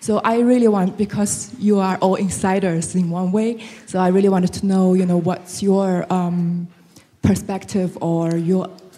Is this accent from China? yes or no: yes; China; it's good to see my fellow Chinese here to present.